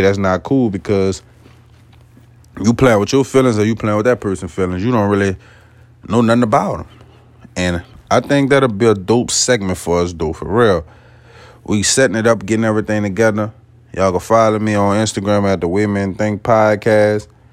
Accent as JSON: {"language": "English", "area": "West Bank of New Orleans", "region": "Louisiana", "country": "United States", "said": "I'm not originally from New Orleans. I'm off the West Bank of New Orleans"}